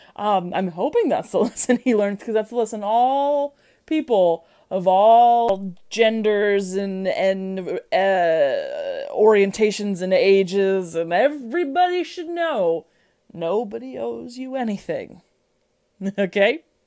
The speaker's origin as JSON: {"language": "English", "region": "Midwest", "country": "United States", "said": "I'm from the Midwest."}